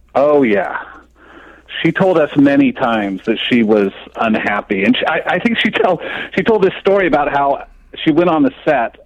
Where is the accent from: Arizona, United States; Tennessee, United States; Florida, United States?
Arizona, United States; Phoenix; growing up in Phoenix